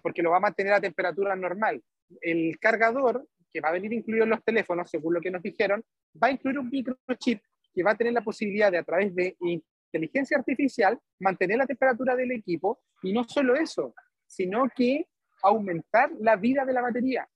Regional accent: Chile; soy el único de Chile

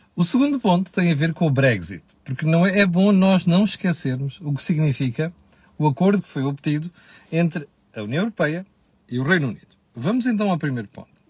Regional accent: Portugal; nós portugueses

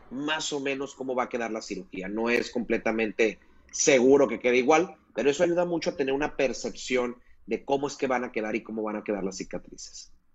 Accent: Mazatlán, Sinaloa, Mexico; yo soy de acá de Mazatlán

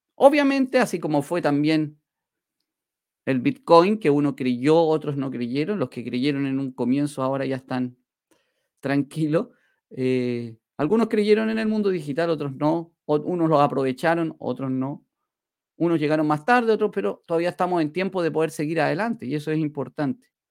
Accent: Chile; acá en mi país, en Chile

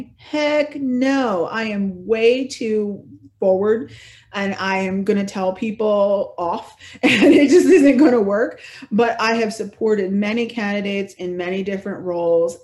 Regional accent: Bellmawr, New Jersey, United States; I grew up in Belmar, which is a little town, not the one by the shore that has a lot of money, but the one that doesn't have a lot of money

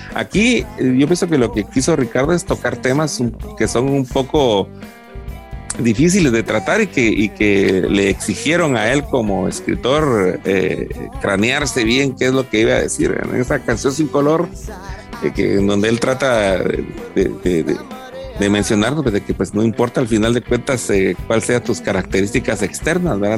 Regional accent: Guatemala; en una sociedad como la guatemalteca

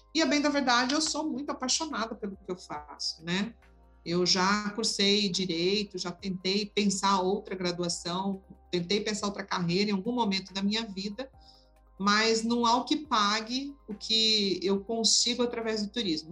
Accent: Cuiabá, Mato Grosso, Brazil; Eu sou de Cuiabá, Mato Grosso

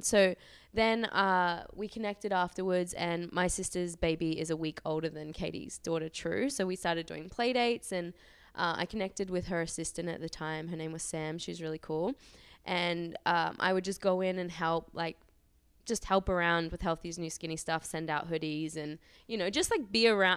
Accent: Australia; moved away as an adult; also born or lived in Auckland, New Zealand; I'm from Australia, but I was living in New Zealand, um, Auckland.

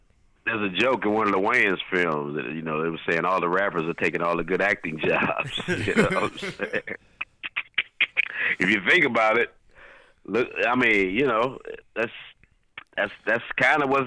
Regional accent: St. Louis, Missouri, United States; moved away as an adult; also born or lived in Jefferson City, Missouri; I moved here in 1993 from St. Louis, my hometown.

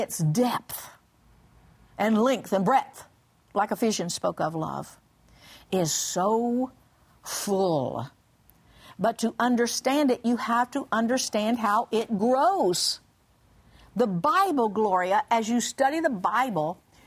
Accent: Oklahoma, United States; I grew up in Oklahoma

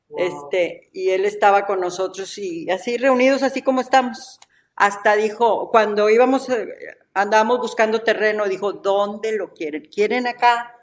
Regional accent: Ciudad Victoria, Tamaulipas, Mexico; Somos de Ciudad Victoria

